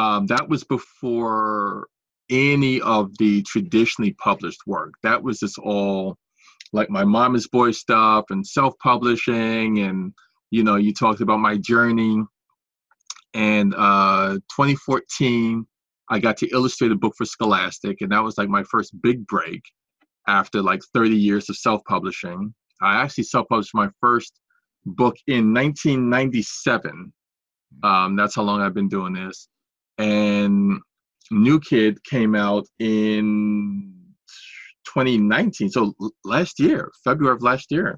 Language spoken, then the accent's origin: English; New York City, New York, United States; a 12-year-old African-American boy from Washington Heights, where I grew up in New York City